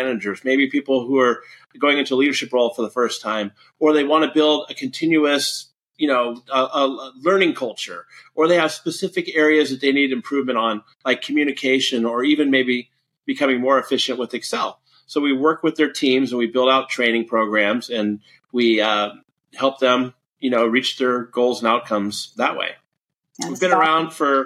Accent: San Francisco Bay Area, California, United States; I grew up in the San Francisco Bay Area.

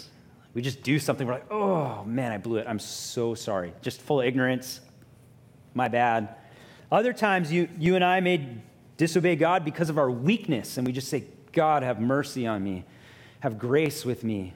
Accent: Honolulu, Hawaii, United States; I grew up in Hawaii Kai. I went to, you know, like middle school in New Valley, high school at Kaiser High School

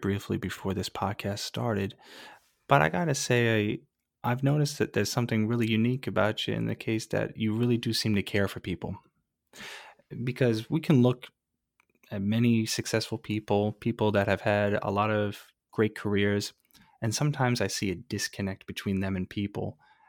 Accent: East Coast, United States; moved away; also born or lived in Ridgecrest, California; I grew up on the East Coast, so I never felt an earthquake before

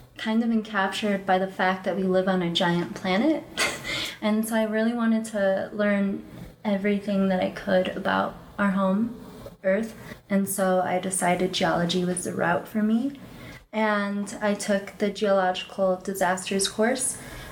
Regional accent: Chicago, Illinois, United States; moved away as an adult; I'm from Chicago

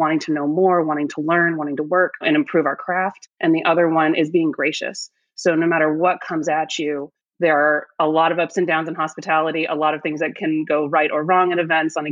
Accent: Nashville, Tennessee, United States; moved away as an adult; also born or lived in New York City / Paris; now in Detroit, United States; I grew up in Nashville, Tennessee, actually, and moved to New York City for college

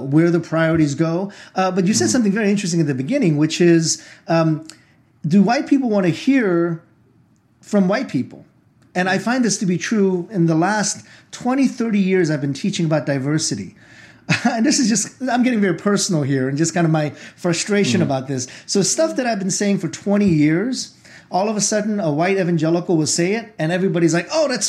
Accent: United States; also born or lived in Korea; I came to the U.S. when I was 6 years old. I did every year from first grade on in my education here

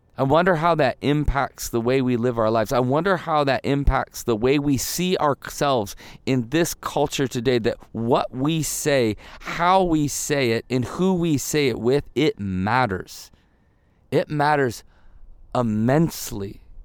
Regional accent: Midwest, United States; moved away; when I grew up in the Midwest

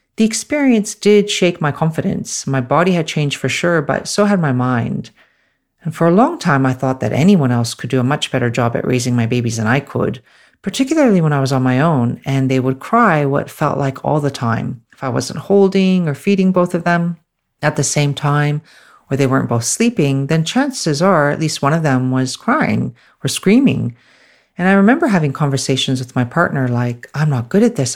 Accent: Canada; moved away as an adult; now in Australia; I'm originally from Canada, and I'm currently based in Australia.

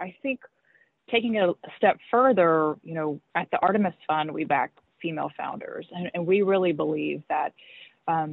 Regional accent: Mobile, Alabama, United States; moved away as an adult; also born or lived in Washington, D.C.; now in Miami, United States; I was born and raised in Mobile, Alabama

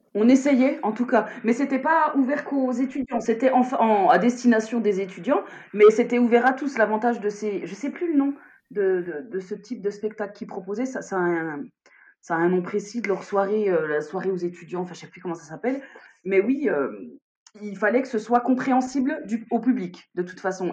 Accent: Besançon, Bourgogne-Franche-Comté, France; je m'éloigne d'où je suis, de Besançon

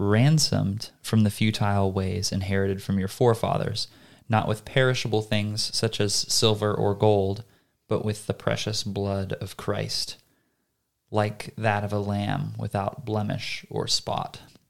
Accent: United States; I'm just an American mudblood.

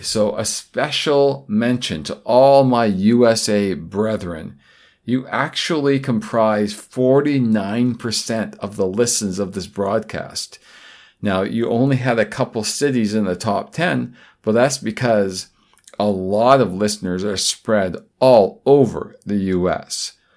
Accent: Vancouver, British Columbia, Canada; my hometown, Vancouver, British Columbia, Canada

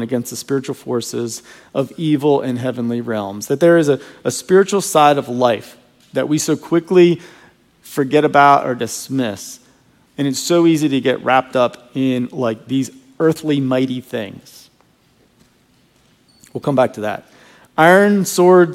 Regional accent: Virginia, United States; I grew up in Virginia, and I used to hunt all over the woods behind my house

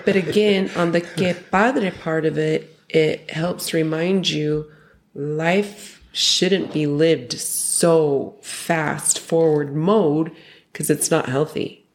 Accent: Utah, United States; now in Mexico; we're originally from Utah

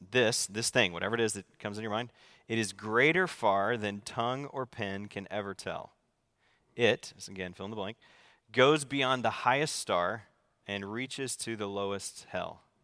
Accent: the South, United States; moved away; I grew up in the South, so in the Bible Belt

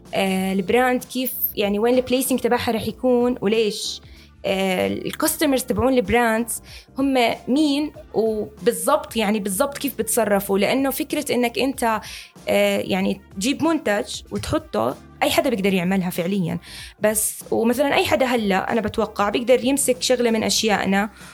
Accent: Jordan; عندنا بالأردن

